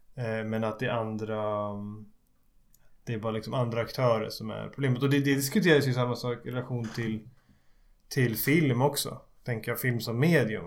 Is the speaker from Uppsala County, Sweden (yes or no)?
yes; Skutskär, Uppsala County, Sweden; jag såg på en liten Folkets bio hemma i Skutskär